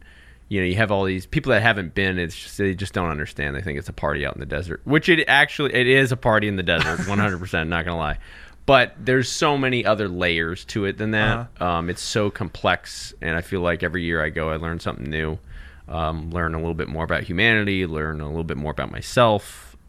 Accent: California, United States; So I'm from actually Southern California, but I lived in Northern California a little bit.

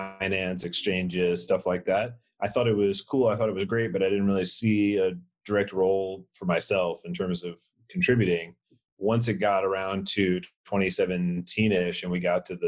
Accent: Atlanta, Georgia, United States; moved away as an adult; now in San Francisco, United States; I'm from Atlanta

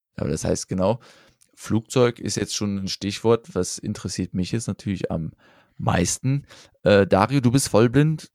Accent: Rhineland, Germany; als Rheinländer

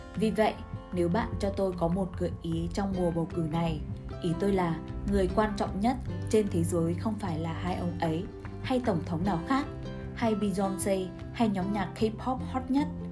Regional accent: United States; now in Vietnam; Tôi là một doanh nhân người Mỹ, đang sống ở Việt Nam

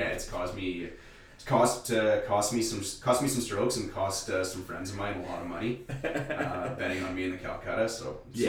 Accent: Sudbury, Ontario, Canada; oh, I'm from Lively, I'm from Sudbury.

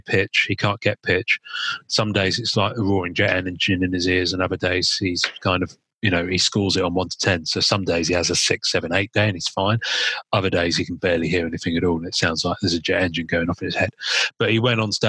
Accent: England, United Kingdom; I am English and I am in England

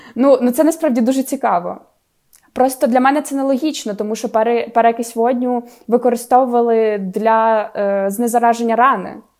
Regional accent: Khmelnytskyi, Khmelnytskyi Oblast, Ukraine; accent: surzhyk; я особисто там 15 років говорила суржиком

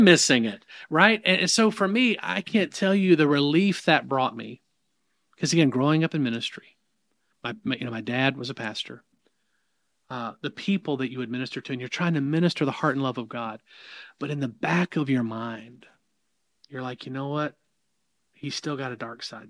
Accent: the South, United States; accent: southern; in the South, if you can't pick that up in my accent, I, I don't think I've got much of an accent

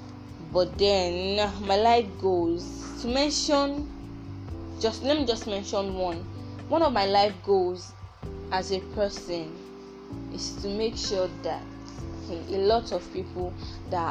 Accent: Abia, Nigeria; I'm from the Igbo tribe. I'm from Abia State, to be precise.

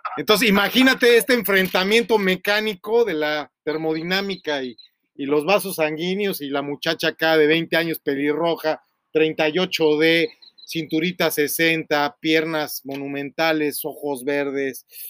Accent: Mexico; que también soy mexicano

